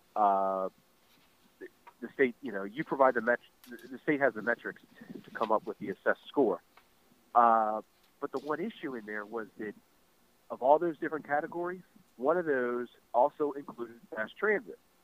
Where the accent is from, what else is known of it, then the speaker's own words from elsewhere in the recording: Baltimore County, Maryland, United States; I grew up in Baltimore County